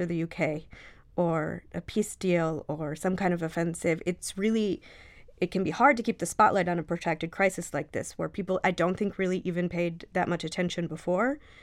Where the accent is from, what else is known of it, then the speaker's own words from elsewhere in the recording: Michigan, United States; moved away; I grew up in Michigan